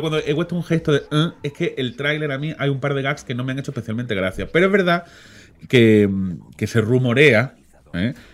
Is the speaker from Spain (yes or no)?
yes; Málaga, Andalusia, Spain; somos malagueños